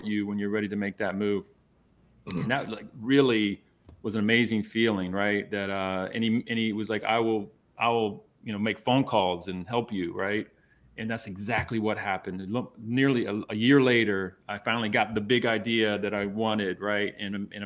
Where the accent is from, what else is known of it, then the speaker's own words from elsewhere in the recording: Savannah, Georgia, United States; I was born in Savannah